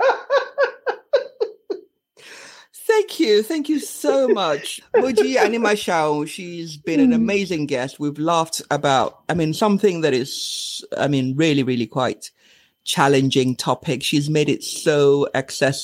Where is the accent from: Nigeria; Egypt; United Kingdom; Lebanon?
Nigeria; we're Nigerian